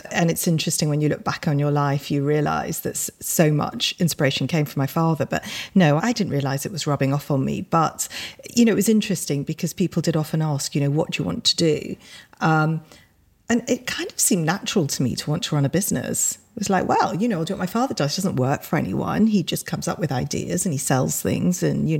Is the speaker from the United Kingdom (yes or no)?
yes; England, United Kingdom; we grew up in Britain at, you know, probably quite a difficult time because we always felt very conscious that we were Indian. But at the same time, we were born here. So we did feel very British.